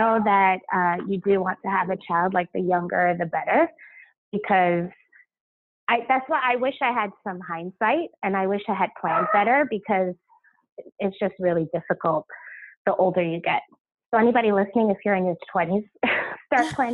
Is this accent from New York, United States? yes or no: yes; Long Island, New York, United States; also born or lived in Brooklyn; I grew up on Long Island